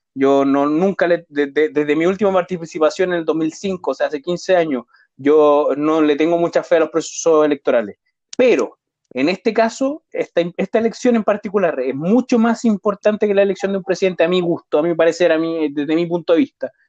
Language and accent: Spanish; Chile; nosotros como chilenos